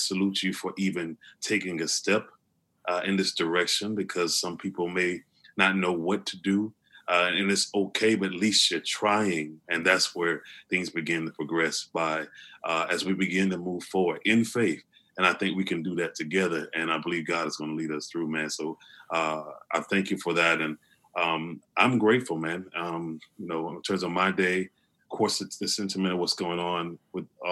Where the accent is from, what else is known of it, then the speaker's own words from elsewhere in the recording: Opelika, Alabama, United States; I'm from Opelika, Alabama